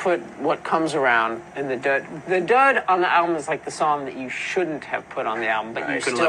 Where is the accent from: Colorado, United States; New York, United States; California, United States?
New York, United States; New York City; moved away as an adult; also born or lived in Los Angeles; we're from New York City